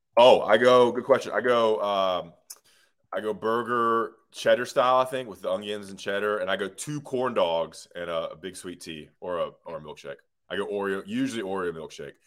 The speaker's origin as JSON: {"language": "English", "town": "Greensboro", "region": "North Carolina", "country": "United States", "said": "I'm from Greensboro, uh, the, the most west of us, North Carolina."}